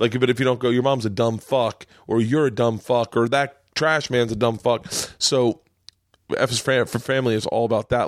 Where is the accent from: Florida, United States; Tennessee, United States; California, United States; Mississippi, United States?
Florida, United States; Tampa; moved away; also born or lived in New York; I grew up in Tampa.